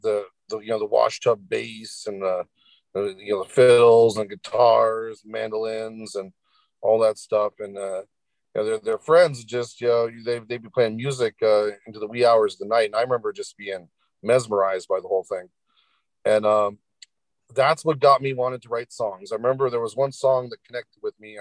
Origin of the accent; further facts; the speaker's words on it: Bethel, Alaska, United States; now in Homer, United States; I was from Bethel